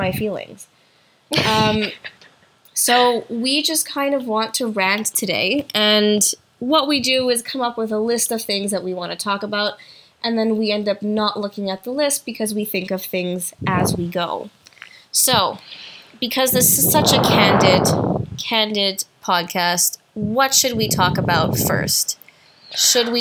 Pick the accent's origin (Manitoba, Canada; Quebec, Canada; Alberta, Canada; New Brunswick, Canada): Quebec, Canada; Montreal; also born or lived in Ottawa; I am from Montreal, but I did my education degree in Ottawa